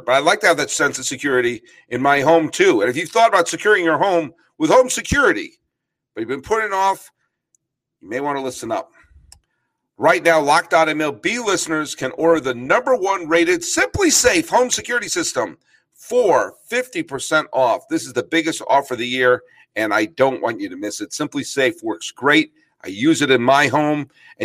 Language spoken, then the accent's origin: English; New England, United States; moved away as an adult; I grew up in New England